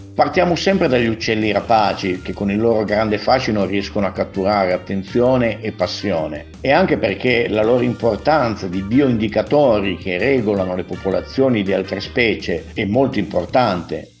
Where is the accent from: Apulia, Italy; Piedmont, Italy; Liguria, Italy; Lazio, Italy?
Piedmont, Italy; lo dico da piemontese